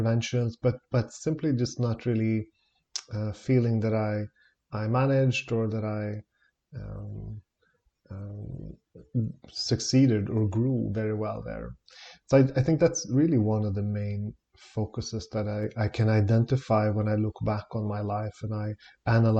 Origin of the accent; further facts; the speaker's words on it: Stockholm, Stockholm County, Sweden; I'm born and raised in Stockholm in Sweden